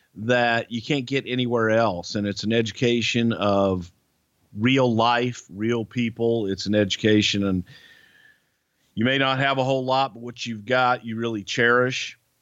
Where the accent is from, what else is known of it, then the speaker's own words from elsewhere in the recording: United States; us Americans